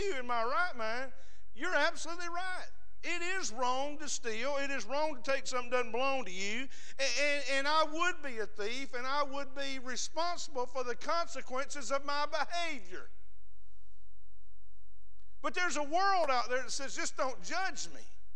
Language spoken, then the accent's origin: English; the South, United States; We're from the South